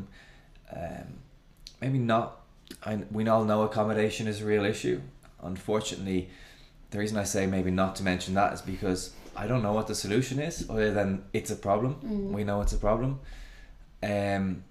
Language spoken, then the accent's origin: English; Ireland; also born or lived in Spain; I'm obviously Irish